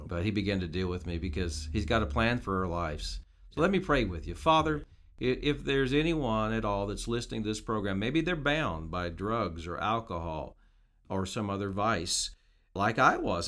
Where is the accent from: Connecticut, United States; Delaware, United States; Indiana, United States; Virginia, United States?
Indiana, United States; Petersburg; moved away as an adult; also born or lived in Noblesville, Indiana / Carmel, Indiana / Jasper, Indiana; now in Newburgh, United States; in the '60s, early '60s, we moved into Petersburg, and spent 20 years. I grew up there went to school all my years of schooling